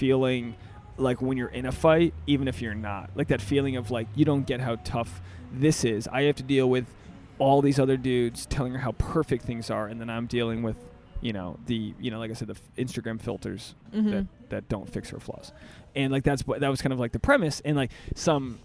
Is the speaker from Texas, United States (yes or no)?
no; Rhode Island, United States; now in Los Angeles, United States; I'm from Rhode Island